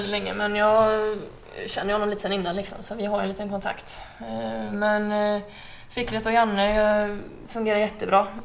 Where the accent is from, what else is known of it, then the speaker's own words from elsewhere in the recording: Uddevalla, Västra Götaland, Sweden; moved away; Jag flyttade väldigt tidigt från ehm, Uddevalla och Kropps.